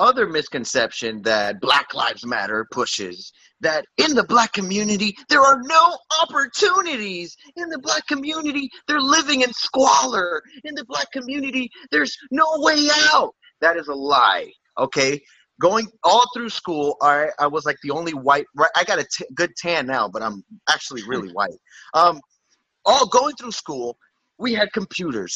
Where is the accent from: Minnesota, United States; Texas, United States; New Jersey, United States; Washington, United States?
New Jersey, United States; Newark; I'm from Newark, New Jersey